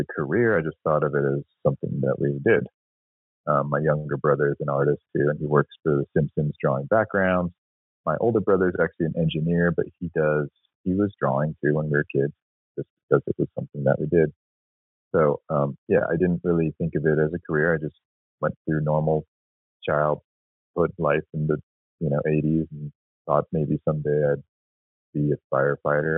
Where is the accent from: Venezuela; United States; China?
United States; San Francisco, California; I grew up in San Francisco, born in the late 70s